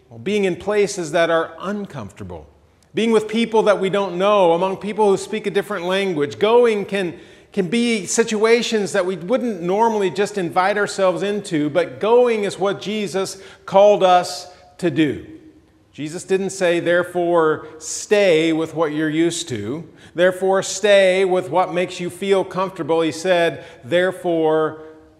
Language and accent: English; Georgia, United States; moved away; I'm from Georgia.